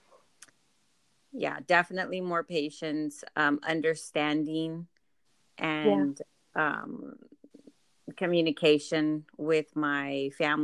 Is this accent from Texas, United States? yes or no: yes; San Antonio, Texas, United States; I'm from San Antonio, Texas